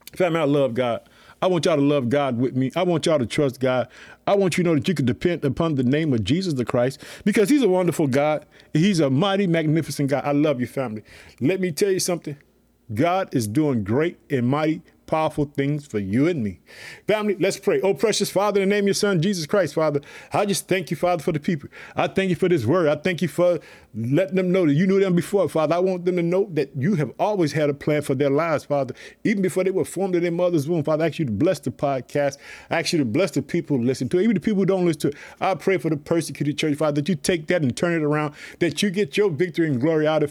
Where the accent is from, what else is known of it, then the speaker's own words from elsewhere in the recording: Illinois, United States; my home state, Illinois